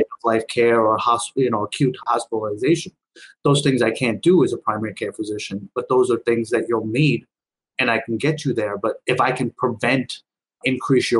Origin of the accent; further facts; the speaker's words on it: Long Island, New York, United States; also born or lived in India; growing up on Long Island